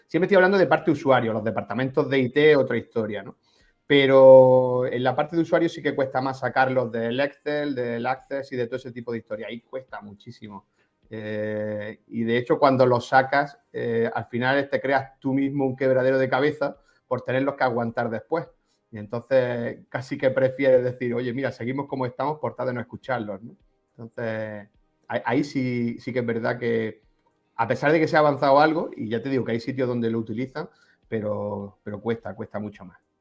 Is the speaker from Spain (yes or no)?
yes; Granada, Andalusia, Spain; soy de Granada, administrador de sistemas